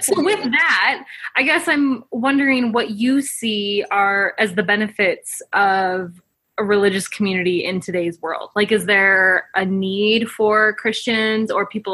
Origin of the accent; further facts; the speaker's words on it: Provo, Utah, United States; I'm from Utah, specifically Provo, Utah, so Mormon Central